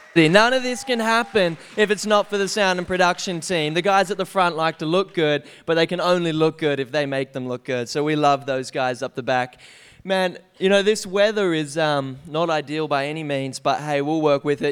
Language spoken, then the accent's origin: English; Canberra, Australian Capital Territory, Australia; we grew up in Canberra, um, where I spent eighteen years